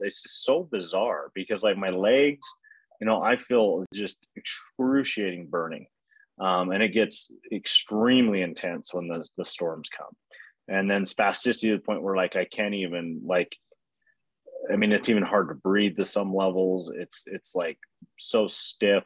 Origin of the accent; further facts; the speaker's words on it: Utah, United States; we're from Utah